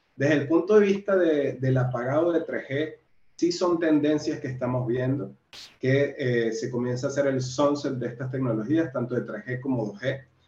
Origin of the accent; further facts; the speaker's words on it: Venezuela; moved away as an adult; also born or lived in Brazil / Central America / Mexico; now in Peru; Estuve en Venezuela, que es de donde soy